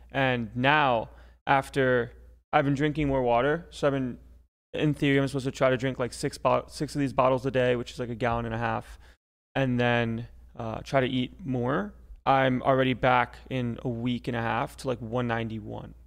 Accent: Florida, United States; I'm Florida man

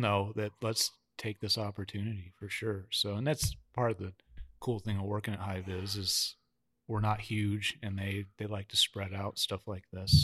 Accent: Wyoming, United States; I'm from Wyoming

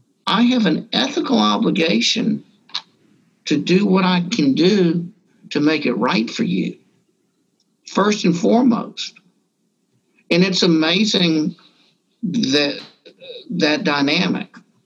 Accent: Deep South, United States; but I grew up Jewish in the Deep South, where in a time when a lot of people thought it was very fashionable to wear sheets.

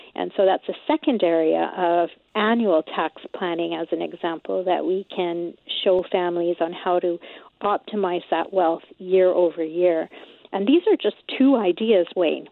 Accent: Canada; us Canadians

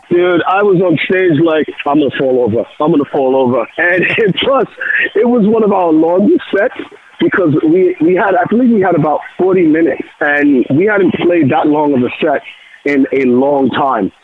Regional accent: New York, United States; being a New Yorker, I speak a little Spanglish

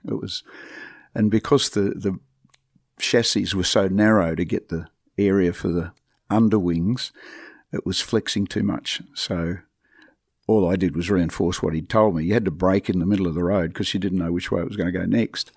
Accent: Devonport, Tasmania, Australia; moved away; I would still be living in Devonport

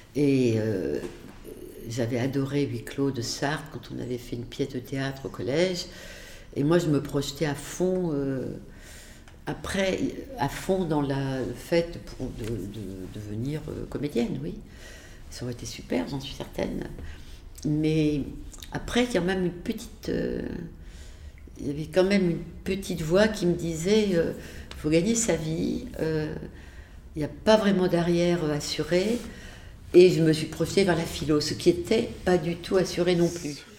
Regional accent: Le Chambon-sur-Lignon, Auvergne-Rhône-Alpes, France; moved away as an adult; also born or lived in Beirut, Lebanon / Clermont-Ferrand; Je suis née vraiment au Chambon-sur-Lignon, mais mes parents, euh, donc euh, pour des raisons, euh, finalement la mort de ma grand-mère, mes parents ont, quitté le Chambon pour aller habiter un peu plus loin, dans une maison isolée, une ferme de la Haute-Loire

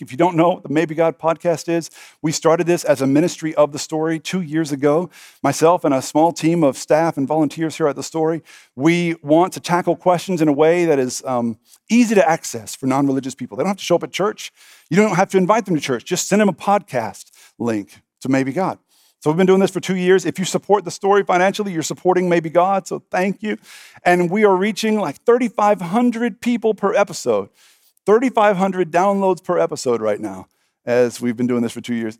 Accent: Texas, United States; I'm a Texan

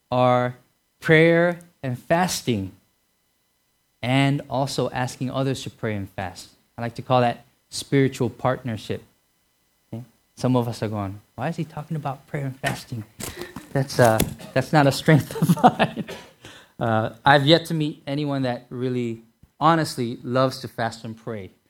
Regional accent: Hawaii, United States; I'm sure because growing up in Hawaii, uh, going anywhere from Hawaii is really far.

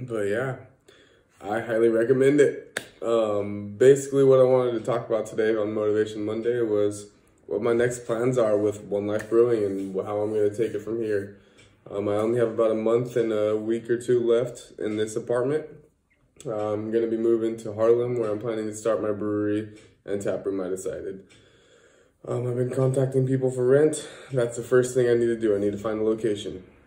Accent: California, United States; moved away as an adult; now in Netherlands; to go see my family out back in California

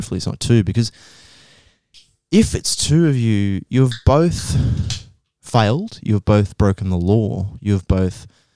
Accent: Australia; being an Australian

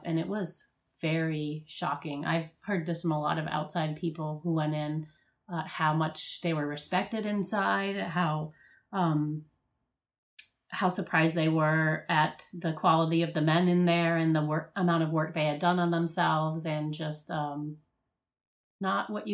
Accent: Miami, Florida, United States; moved away as an adult; also born or lived in New Orleans; I'm from Miami, so we were going to clubs, partying. I was in high school.

